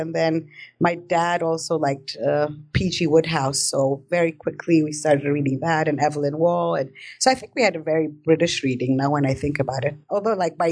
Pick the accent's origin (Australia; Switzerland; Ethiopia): Ethiopia; Addis Ababa; moved away; also born or lived in New York City, United States / Maryland, United States / San Francisco, United States / England; I guess when we got to Ethiopia, I must have been around two. So then I lived in Addis